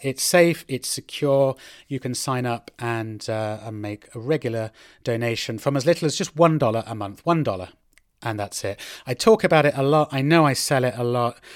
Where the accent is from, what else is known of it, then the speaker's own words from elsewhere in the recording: United Kingdom; now in Madrid, Spain; I'm a British guy uh, living right here in the Spanish capital, in Madrid